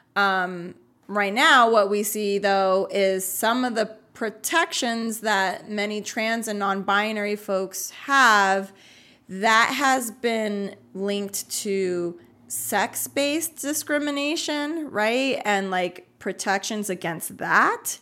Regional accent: United States; I was born in the U S, but my family and our, um, kinda ethnic culture is Puerto Rican

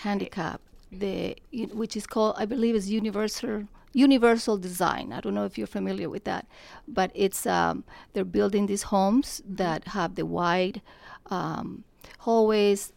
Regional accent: Colombia; moved away; I am from Colombia, South America. I have been here thirty-seven years

